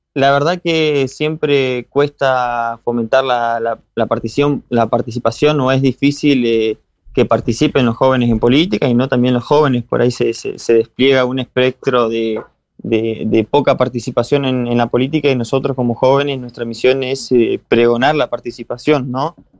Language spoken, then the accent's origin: Spanish; 28 de Julio, Chubut, Argentina; mi pueblo que me vio crecer y, me formó